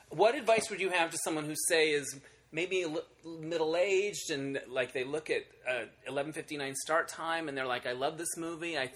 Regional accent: Holbrook, Arizona, United States; now in Los Angeles, United States; Uh, Arizona originally, Oh, where in Arizona. Uh, a little town called Holbrook, with one theater, the Roxy Theater, that I used to go

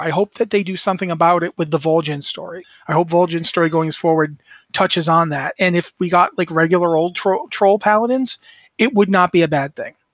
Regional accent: United States; I'm a mutt. I'm an American mutt. Uh, my, my mother's parents both came over. Uh, my grandfather was from Scotland. My grandmother was from Ireland

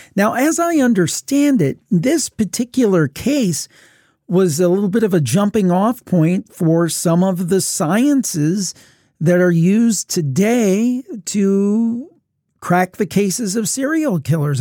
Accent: Cleveland, Ohio, United States; I'm from the Cleveland area

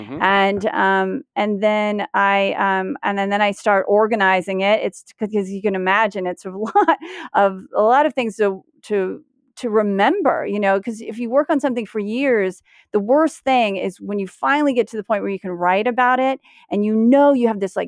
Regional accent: United States; I guess I am an American woman, I guess.

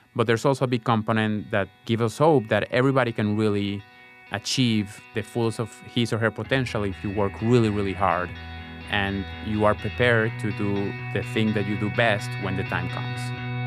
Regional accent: Caracas, Capital District, Venezuela; moved away as an adult; also born or lived in Israel; I grew up in Caracas, Venezuela, a developing country

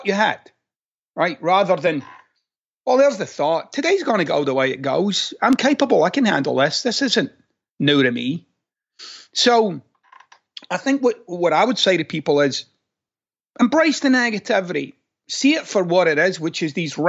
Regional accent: Glasgow, Scotland, United Kingdom; moved away; I'm a guy from Glasgow.

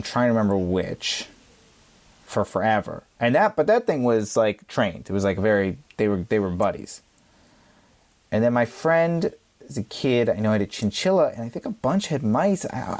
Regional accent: Virginia, United States; I grew up in Virginia

